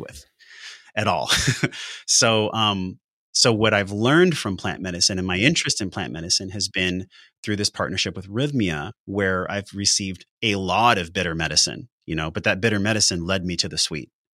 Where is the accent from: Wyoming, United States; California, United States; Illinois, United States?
California, United States; La Mesa; I came from La Mesa, California, which is flatbed hats, pickup trucks, and geriatrics